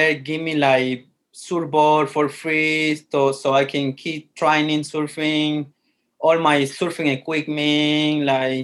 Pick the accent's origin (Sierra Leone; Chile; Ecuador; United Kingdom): Ecuador; Montañita, Santa Elena; English is a second language; moved away as an adult; now in Calgary, Canada; I'm from Montanita, Ecuador